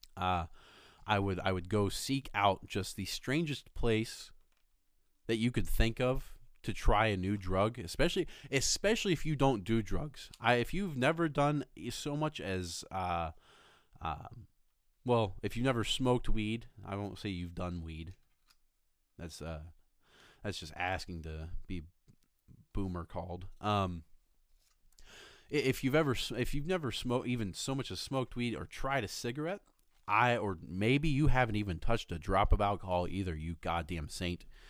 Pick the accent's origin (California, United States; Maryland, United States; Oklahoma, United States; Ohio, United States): Ohio, United States; Fort Recovery; moved away as an adult; also born or lived in Rochester, Michigan; I was originally from Ohio, grew up most of my life in Fort Recovery, Ohio